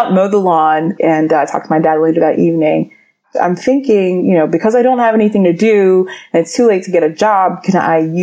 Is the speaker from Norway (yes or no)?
no; Atlanta, Georgia, United States; I grew up in Atlanta, Georgia. My family's from Nigeria